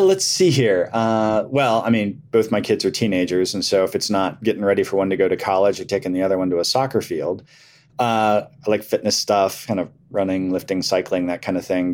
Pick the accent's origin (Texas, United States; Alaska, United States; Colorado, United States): Colorado, United States; now in Herndon, United States; growing up in Colorado